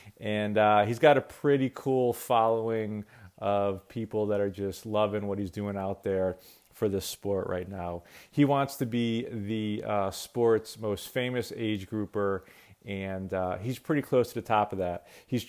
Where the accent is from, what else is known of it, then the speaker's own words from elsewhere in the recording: New England, United States; I'm from New England.